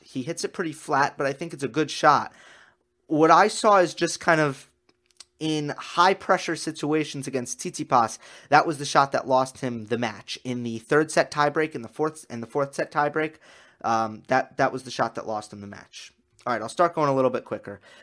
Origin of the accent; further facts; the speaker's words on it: United States; as an American